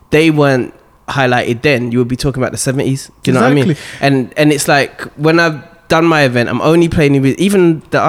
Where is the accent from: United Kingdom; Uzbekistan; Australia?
United Kingdom; Birmingham, West Midlands; moved away as an adult; also born or lived in London / Hertfordshire; I'm originally from London, but I moved when I was a kid. And then I moved to Birmingham